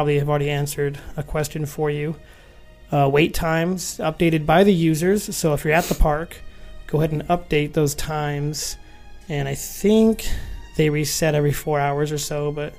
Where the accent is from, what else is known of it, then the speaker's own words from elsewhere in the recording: Phoenix, Arizona, United States; We are from Phoenix, Arizona